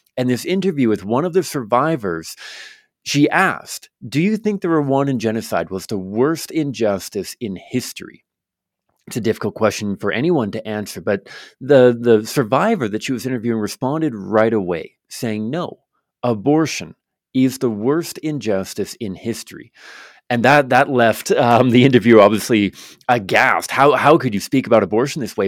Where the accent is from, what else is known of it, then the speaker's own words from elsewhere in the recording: Victoria, British Columbia, Canada; I grew up in Victoria, British Columbia, um, here in Canada